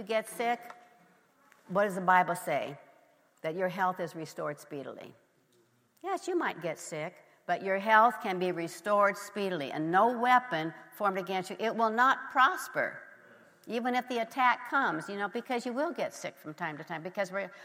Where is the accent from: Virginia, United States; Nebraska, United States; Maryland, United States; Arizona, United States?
Nebraska, United States; I grew up in Nebraska